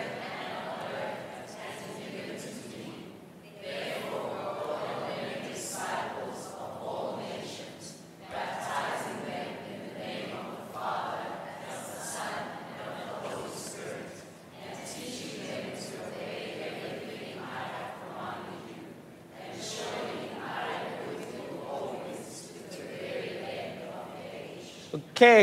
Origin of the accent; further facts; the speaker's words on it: Mooi River, KwaZulu-Natal, South Africa; now in Durban, South Africa; I come from Moy River.